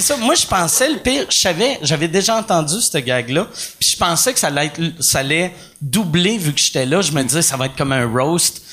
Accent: Montreal, Quebec, Canada; le monde me demandait d'où tu viens. Je disais Montréal

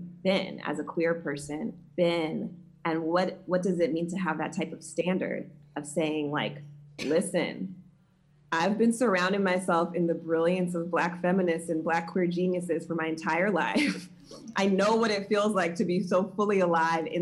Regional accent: the South, United States; a queer Black woman growing up in the South

